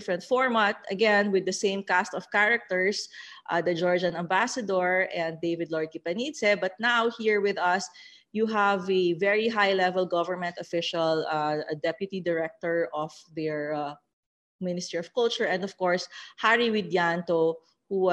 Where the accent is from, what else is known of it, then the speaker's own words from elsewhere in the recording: Cagayan Valley, Philippines; when I was growing up in Cagayan